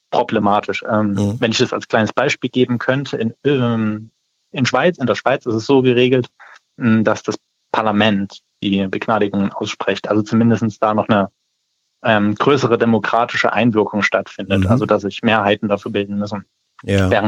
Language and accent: German; Saxony, Germany; das war letztes Jahr in Sachsen so, das habe ich mitbekommen, wo ich herkomme